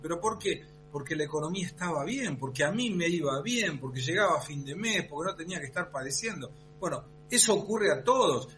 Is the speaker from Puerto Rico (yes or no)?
no; Argentina; como argentino